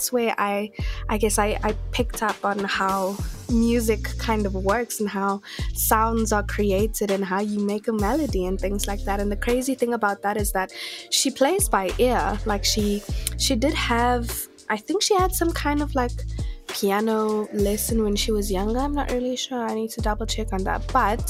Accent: Kimberley, Northern Cape, South Africa; I think the one thing that stands out to me is like whenever I think about Kimberley, I just think about dust.

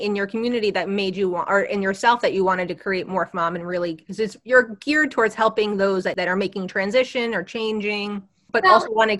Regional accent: West Orange, New Jersey, United States; I grew up here. I grew up in West Orange, not like Jersey City.

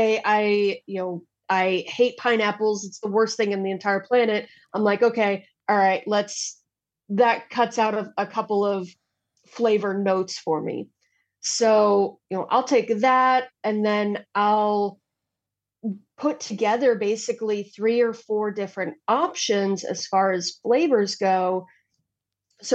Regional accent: United States; as an American

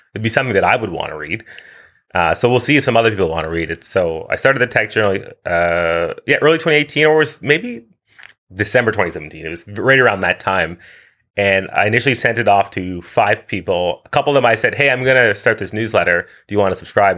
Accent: Winchester, Ontario, Canada; moved away as an adult; also born or lived in Kingston, Jamaica / Ottawa, Canada; now in Vancouver, Canada; I've lived in uh, Vancouver, BC since 2015, but I grew up outside of Ottawa in a little town called Winchester

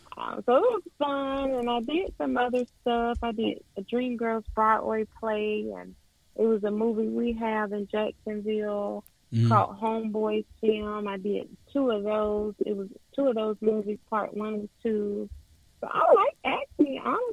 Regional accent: Guantanamo Bay, Guantánamo, Cuba; born there; Yeah, I was born in Cuba. My father was in the military, so I was born there, and my little sister was born there.

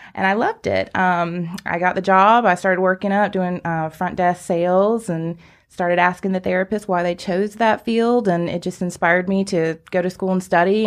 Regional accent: Greenville, United States; also born or lived in Atlanta; I'm actually a Greenville native, been here all my life, and I did move away to Atlanta area for just a few years, but I was ready to come back

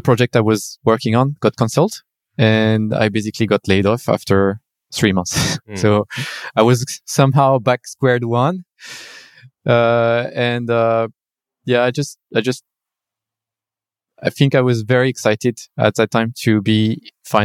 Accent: France; moved away as an adult; now in China; I come from France, I graduated in France and then I started working in France.

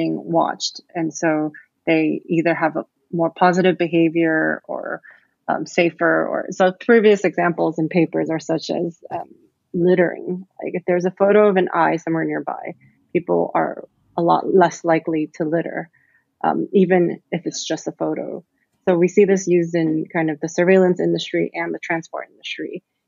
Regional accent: California, United States; also born or lived in Taipei / Singapore; now in London, United Kingdom; So I am from California, but I've grown up, you know, all over the place in Taipei, back in California, and I've lived in Singapore for a few years. And I moved to London to complete my MBA

